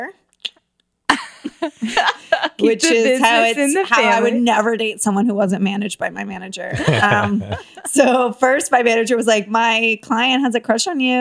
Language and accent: English; Tampa, Florida, United States; now in Los Angeles, United States; I'm from originally, it's embarrassing, from Florida